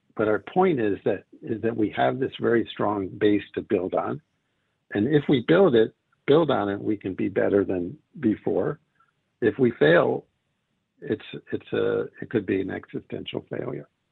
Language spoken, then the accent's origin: English; United States; now in Israel; I grew up in America